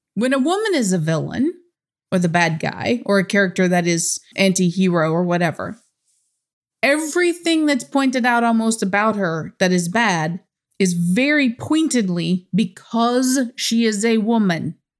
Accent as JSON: {"language": "English", "country": "United States", "said": "I'm from America"}